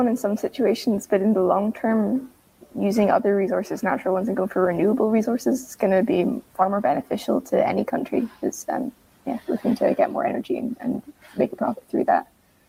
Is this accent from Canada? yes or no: no; Scotland, United Kingdom; as a Scottish Cambo activist